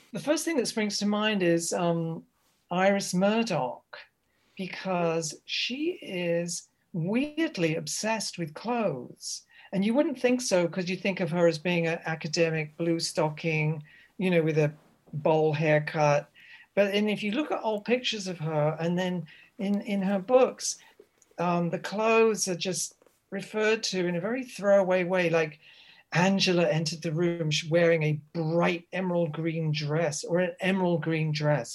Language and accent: English; Reading, South East England, United Kingdom; I grew up in Reading